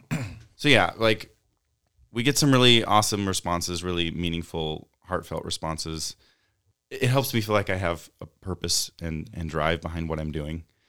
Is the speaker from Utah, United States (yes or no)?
yes; Utah, United States; growing up in a conservative place like Utah